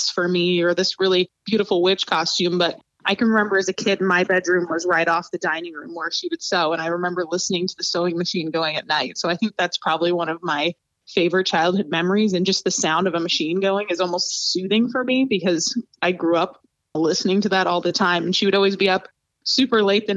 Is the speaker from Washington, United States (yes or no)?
yes; Spangle, Washington, United States; moved away as an adult; also born or lived in Spokane, Washington; now in Ohio, United States; My hometown that I'm actually from is Spangle, which is a really small farming community in eastern Washington.